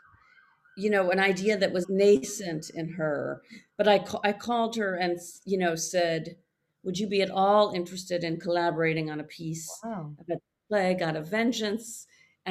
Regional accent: Port Jefferson, New York, United States; moved away as an adult; also born or lived in Montreal, Canada; I was brought up mostly in Long Island, a small town called Port Jefferson, where I mostly just didn't fit in.

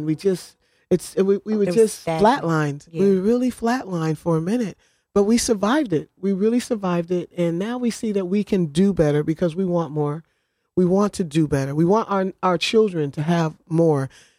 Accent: New Haven, Connecticut, United States; On Lander Street.

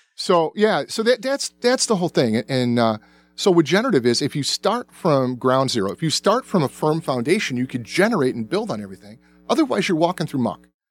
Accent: the South, United States; I was born in the South, and I remember whites only bathrooms

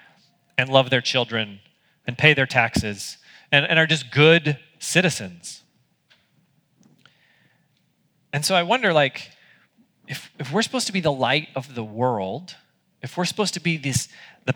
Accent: United States; as an American

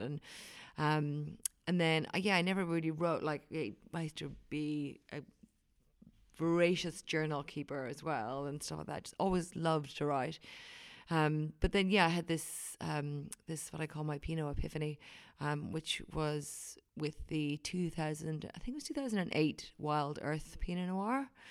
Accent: Wicklow, Leinster, Ireland; now in New Zealand; I am from Wicklow, which is near, um, near Dublin. It's about an hour inland from Dublin

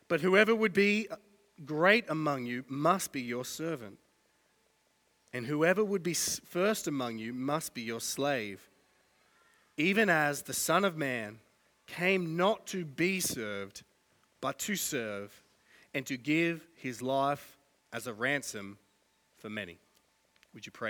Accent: Australia

